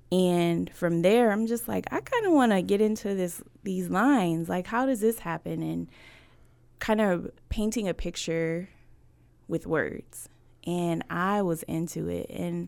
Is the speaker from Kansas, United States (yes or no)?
no; Buffalo, New York, United States; now in Washington, United States; I am originally from Buffalo, New York, and I've been in Washington for almost 18 years now.